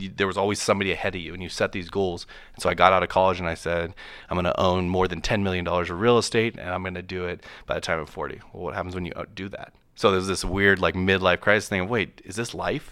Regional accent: Moses Lake, Washington, United States; I grew up in Moses Lake, Washington

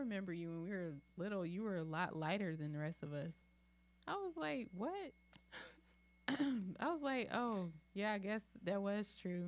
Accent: Georgia, United States; moved away; I'm originally from Georgia

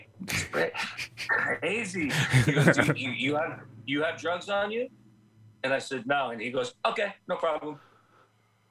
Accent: New Jersey, United States; I'm from Jersey

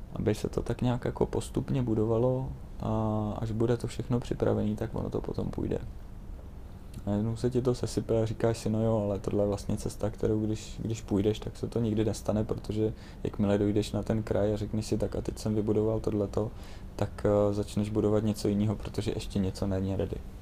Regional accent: Czechia; já jsem hrdý na to, že jsem Čech

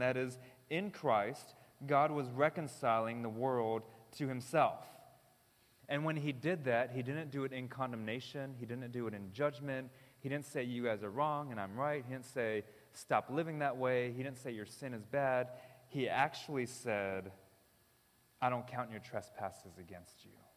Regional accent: United States; I'm American

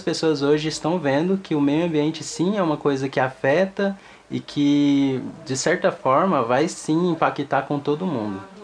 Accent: Cerrado, Brazil; de onde eu vim, que é o Cerrado

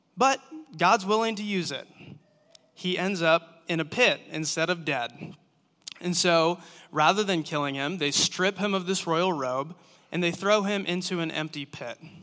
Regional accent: Manson, Iowa, United States; moved away as an adult; also born or lived in Ames, Iowa; now in Cedar Rapids, United States; I'm from Manson.

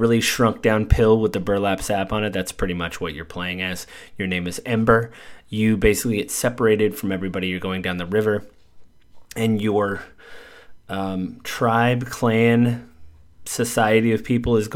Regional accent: United States; being American

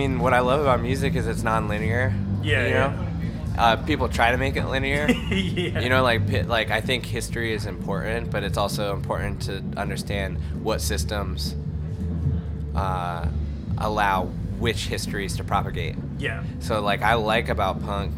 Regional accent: Central Pennsylvania, United States; moved away as an adult; now in United Kingdom; growing up in Central PA, you got a little bit of everything

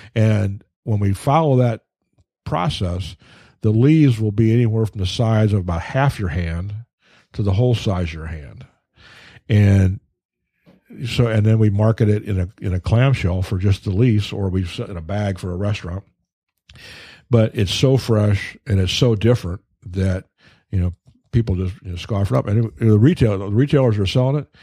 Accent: Iowa, United States; now in Detroit, United States; I grew up out in Iowa

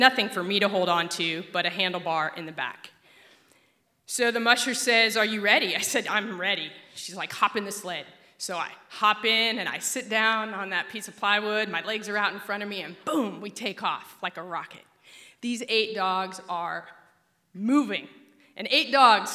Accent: Alaska, United States; I grew up in Alaska

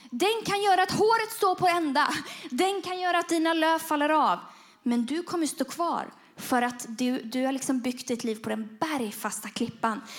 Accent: Bujumbura, Bujumbura Mairie, Burundi; men jag växte upp i Burundi och då, i Bujumbura och då ja, fick vi åka till en pläd, trädplantering.

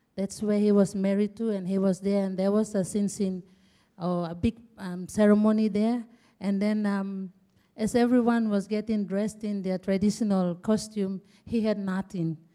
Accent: Asaro, Eastern Highlands, Papua New Guinea; I'm from Eastern Highlands, and I am proud to be a Asaro woman. My district is Asaro.

